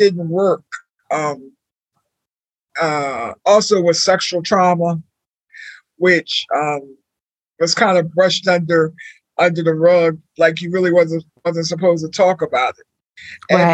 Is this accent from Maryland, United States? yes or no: yes; Maryland, United States; moved away as an adult; also born or lived in Washington, D.C.; I didn't grow up in Philadelphia, but I think what I grew up in a small town in Maryland.